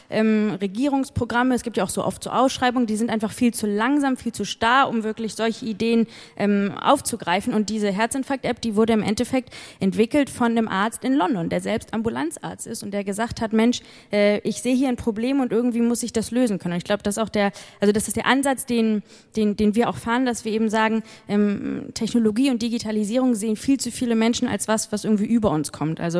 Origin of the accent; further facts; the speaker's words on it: Hamburg, Germany; moved away as an adult; now in United Kingdom; Und da ich selbst Deutsche bin, ich komme ursprünglich aus Hamburg, ähm, liegt es mir besonders am Herzen